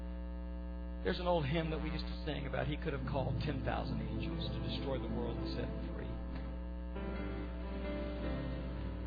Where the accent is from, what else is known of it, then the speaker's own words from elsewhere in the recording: United States; we as American Christians